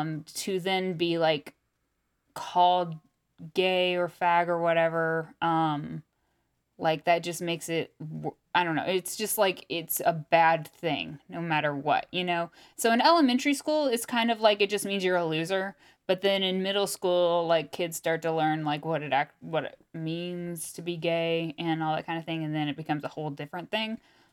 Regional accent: Topeka, Kansas, United States; Especially growing up in Topeka.

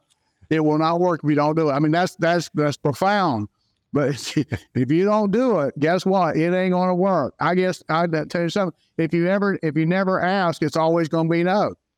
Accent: Jacksonville, Florida, United States; also born or lived in Saint Augustine, Florida; a Floridian born and raised in Jacksonville, Florida

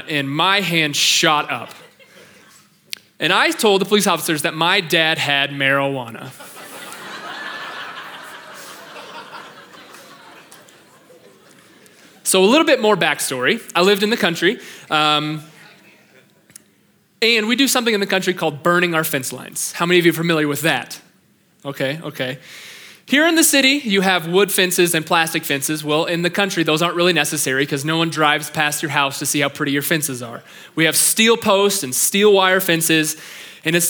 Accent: Pleasant Plains, Illinois, United States; moved away as an adult; now in Cheyenne, United States; I grew up in a town of about 800 people in Pleasant Plains, Illinois

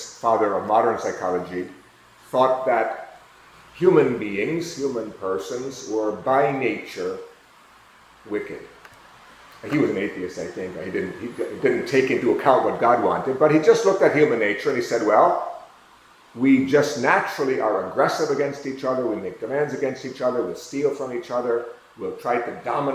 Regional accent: United States; I'm from the United States.

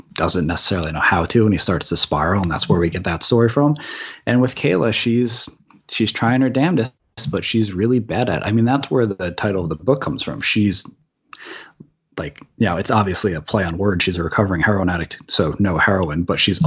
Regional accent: East Coast, United States; now in California, United States; I'm originally from the East Coast, and now I'm in California

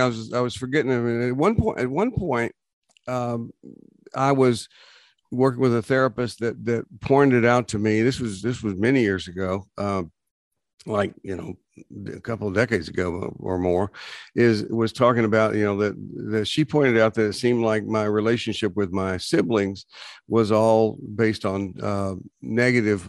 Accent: Texas, United States; we grew up in Texas

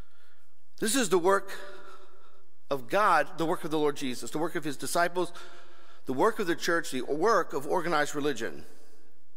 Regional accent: United States; Here we are as an American people

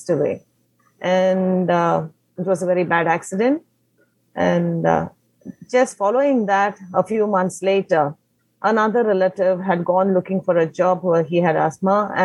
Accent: Mangalore, Karnataka, India; first language Konkani; English is a second language; moved away as an adult; now in Kerala, India; originally, I'm from Karnataka, Mangalore

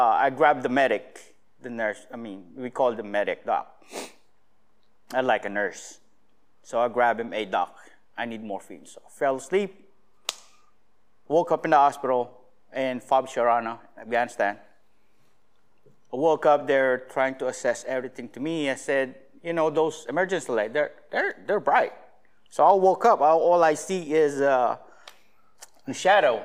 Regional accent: Alaska, United States; I'm from Alaska

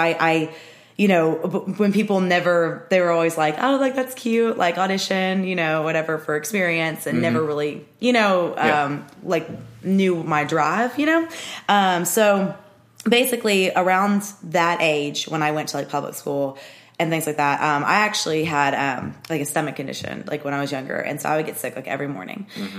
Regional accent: Murfreesboro, Tennessee, United States; born or raised there

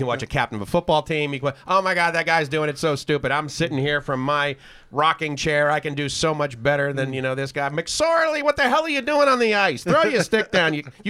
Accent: near Boston, Massachusetts, United States; now in Thailand; I grew up, you know, near Boston area too

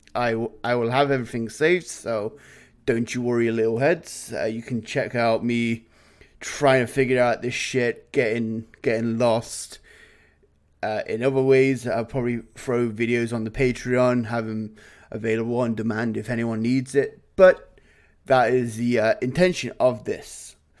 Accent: England, United Kingdom; now in Canada; as an Englishman

